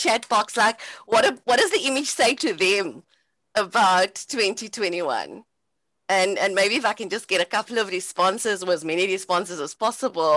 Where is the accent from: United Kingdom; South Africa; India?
South Africa; Cape Town, Western Cape; So growing up in Cape Town on the Cape Flats